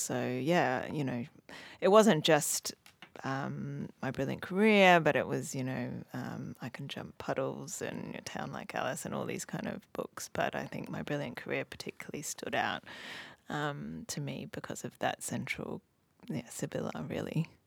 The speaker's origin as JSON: {"language": "English", "country": "Hong Kong", "tie": "born or raised there", "moved": "yes", "said": "I grew up in Hong Kong, but my mum's originally from Australia"}